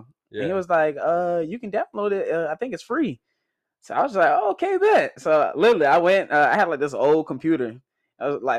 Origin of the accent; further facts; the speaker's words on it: Toronto, Ontario, Canada; now in Jacksonville, United States; we came straight from Toronto to Jacksonville.